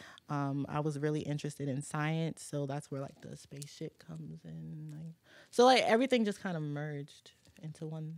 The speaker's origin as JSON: {"language": "English", "town": "New Orleans", "region": "Louisiana", "country": "United States", "tie": "born there", "also_born_or_lived": "Michigan / Virginia", "said": "No, I was born in New Orleans, okay. And then I moved to Michigan, and then I moved to Virginia. I was in Fredericksburg, Stafford, Spotsy, and then I moved here."}